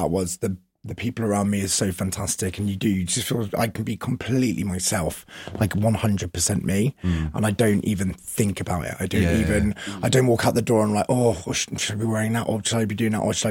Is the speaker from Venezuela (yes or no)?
no; Andover, South East England, United Kingdom; moved away; I grew up in Andover, which is like near Basingstoke, like Southampton.